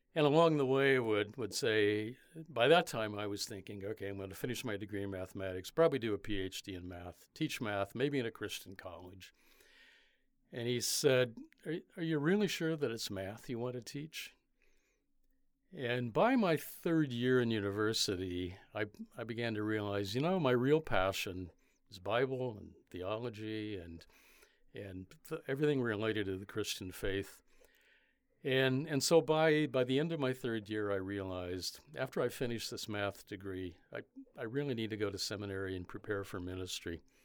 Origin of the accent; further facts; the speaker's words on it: Indiana, United States; moved away as an adult; now in Canada; I grew up in Indiana, back in the U S A.